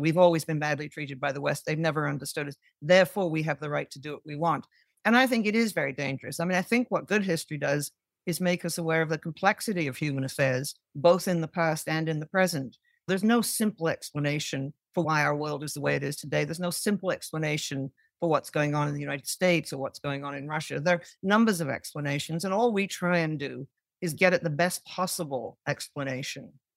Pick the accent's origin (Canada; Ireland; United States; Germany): Canada; growing up in Canada, but having a mother who came from the U K